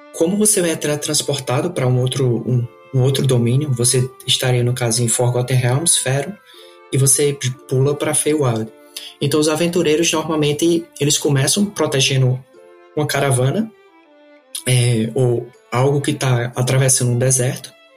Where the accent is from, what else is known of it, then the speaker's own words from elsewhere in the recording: Campina Grande, Paraíba, Brazil; moved away as an adult; now in Canada; nasci em Campina Grande, Paraíba. É, fui criado, criado lá